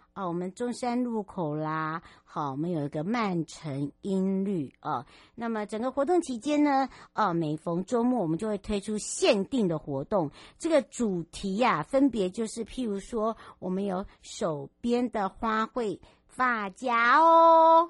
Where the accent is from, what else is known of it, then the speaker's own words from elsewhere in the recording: Huadong Valley, Taiwan; 我的故乡花东纵谷